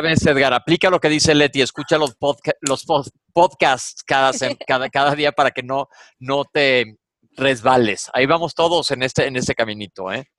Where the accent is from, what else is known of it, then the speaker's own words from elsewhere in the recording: Mexico; soy de México